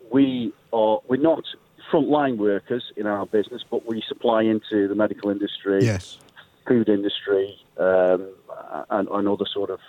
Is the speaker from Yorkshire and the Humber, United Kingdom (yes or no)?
no; Stoke-on-Trent, West Midlands, United Kingdom; I'm from Stoke-on-Trent.